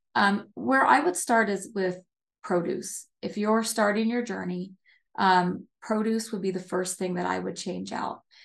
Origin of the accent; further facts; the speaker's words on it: near Hershey, Pennsylvania, United States; I grew up, uh, I grew up on the East Coast near, um, Hershey, Pennsylvania.